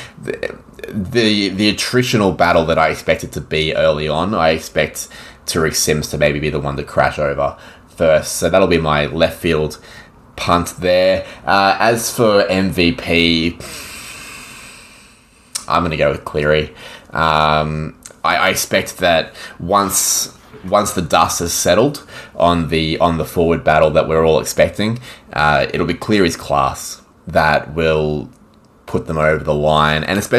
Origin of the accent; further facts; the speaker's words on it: Queensland, Australia; not only would it be great to see Queensland win as a Queenslander